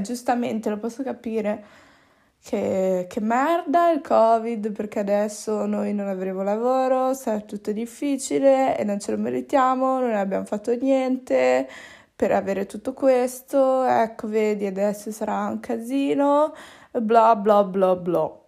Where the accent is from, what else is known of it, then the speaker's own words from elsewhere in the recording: Italy; also born or lived in Peru; sono nata in Italia